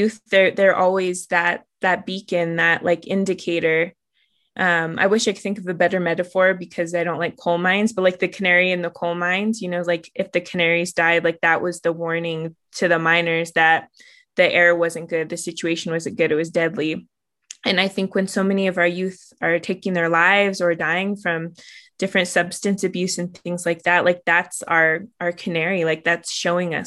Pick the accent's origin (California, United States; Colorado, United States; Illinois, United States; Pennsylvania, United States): Colorado, United States; Southern Ute Reservation; I grew up on the Southern Ute Reservation where my father's from